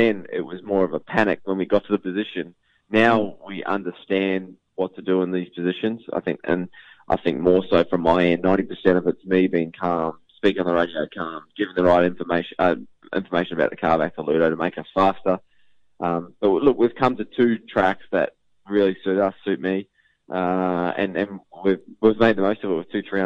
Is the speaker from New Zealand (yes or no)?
yes; New Zealand; now in Melbourne, Australia; I'm a Kiwi through and through